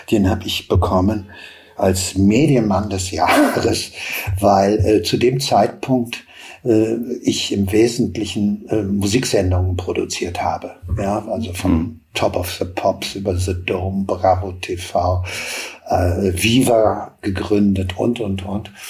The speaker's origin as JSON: {"language": "German", "town": "Hagen", "region": "North Rhine-Westphalia", "country": "Germany", "said": "Ich komme aus Hagen, äh, das prägt vielleicht auch. Das war in den 80ern ein, ein Melting Pot äh, für unheimlich viele äh, Bands, die es in der Stadt gab"}